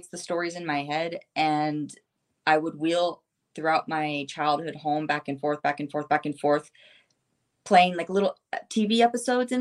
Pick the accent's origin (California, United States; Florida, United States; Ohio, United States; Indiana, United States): Ohio, United States; also born or lived in Siberia, Russia; I grew up in the middle of nowhere, cornfield city